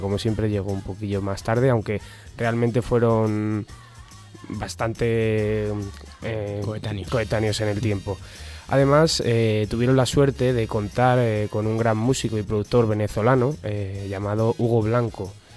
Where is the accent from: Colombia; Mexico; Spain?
Spain; nuestra España cañí de aquellos años